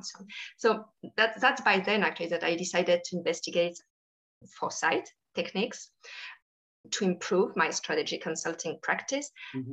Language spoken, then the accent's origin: English; Paris suburbs, Île-de-France, France; I grew up in France, um, actually in the Paris suburbs.